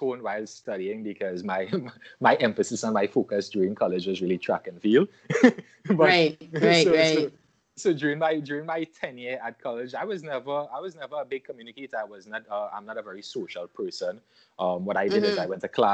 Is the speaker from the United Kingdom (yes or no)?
no; Trinidad & Tobago; I am born and raised in Trinidad and Tobago, citizen of Trinidad and Tobago. I grew up here